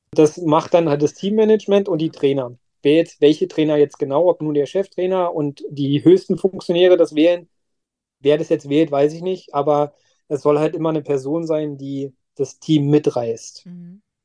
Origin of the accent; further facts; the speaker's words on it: Werder, Brandenburg, Germany; meiner Heimatstadt Werder